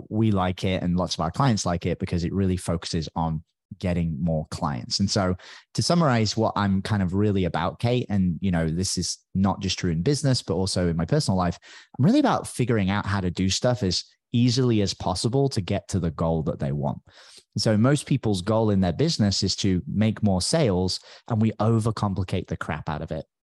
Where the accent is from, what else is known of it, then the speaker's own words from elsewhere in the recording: United Kingdom; accent: British; now in Tamarindo, Costa Rica; Although nowadays I don't even sound that British anymore. People make fun of me all the time because my British accent seems to disappear because I speak to so many Americans.